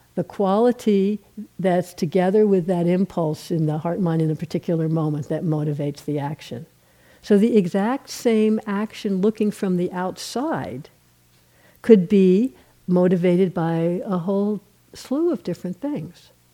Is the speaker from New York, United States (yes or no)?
yes; New York, United States; I'm from New York